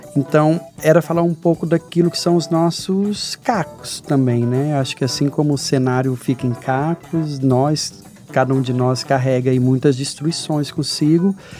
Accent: Jataí, Goiás, Brazil; de uma cidade de Jataí, no interior de Goiás, que pôde brincar na rua

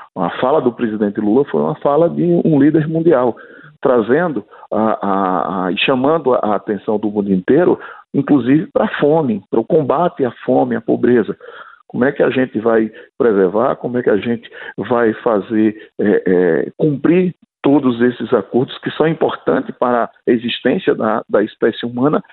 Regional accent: Northeast Region, Brazil; eu sou agricultor familiar, eu sou do Nordeste

